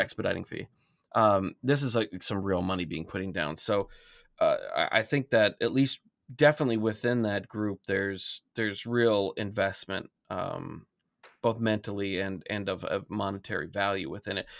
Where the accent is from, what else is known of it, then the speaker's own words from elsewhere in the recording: Alaska, United States; I grew up in Alaska